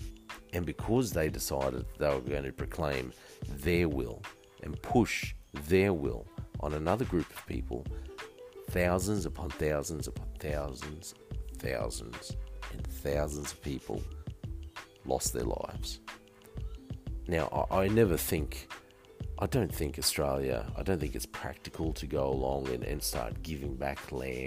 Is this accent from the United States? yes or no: no; Australia; being taught Australian history in primary school